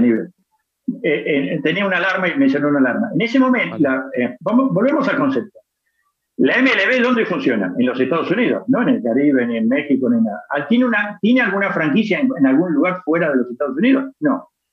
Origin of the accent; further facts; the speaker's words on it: Argentina; now in Spain; yo soy argentino